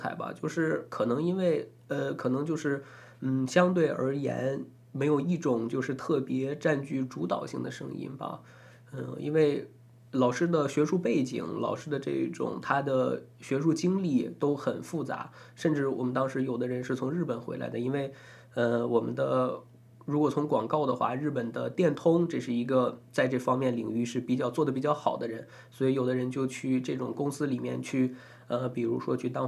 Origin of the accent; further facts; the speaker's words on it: Taiwan; 怕引起我们台湾这边朋友的一些反感或者敏感。